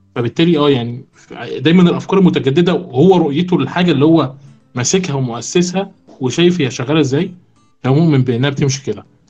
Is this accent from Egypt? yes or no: yes; Egypt; احنا كمصريين